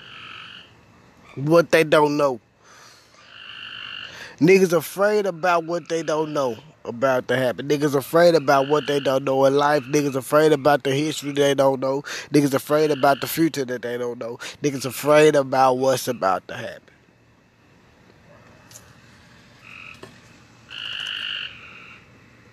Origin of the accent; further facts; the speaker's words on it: Memphis, Tennessee, United States; moved away; I come from Memphis